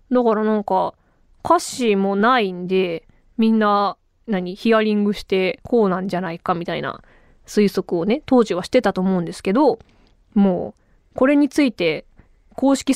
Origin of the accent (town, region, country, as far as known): Kuwana, Mie, Japan; born or raised there